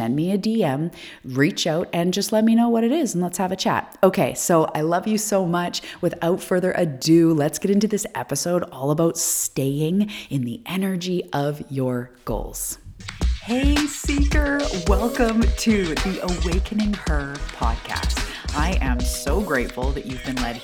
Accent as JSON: {"language": "English", "area": "Vancouver Island", "region": "British Columbia", "country": "Canada", "said": "I am from Vancouver Island, which is off the west coast of Canada."}